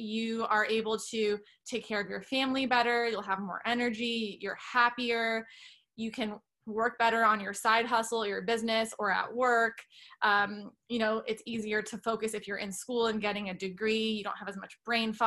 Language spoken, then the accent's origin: English; Canada; moved away; I'm originally Canadian.